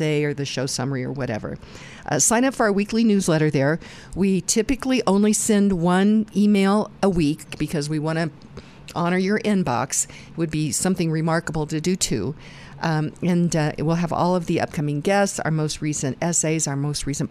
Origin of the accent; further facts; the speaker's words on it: Goodland, Kansas, United States; moved away; my hometown, Goodland, Kansas.